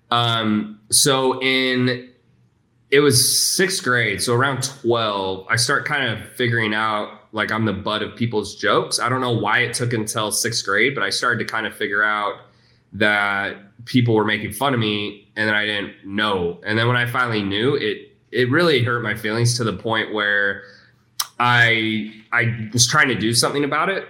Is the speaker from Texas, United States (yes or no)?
yes; Houston, Texas, United States; also born or lived in Salt Lake City, Utah; And then we moved to Houston